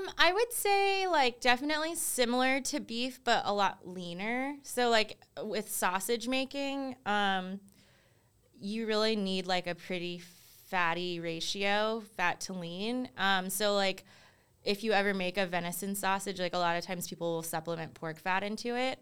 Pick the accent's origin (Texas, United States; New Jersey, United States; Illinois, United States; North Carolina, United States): North Carolina, United States; Durham; also born or lived in South Korea / California; I was only three and a half months old when my parents uh, brought me to Durham. and that's where I spent like the majority of my life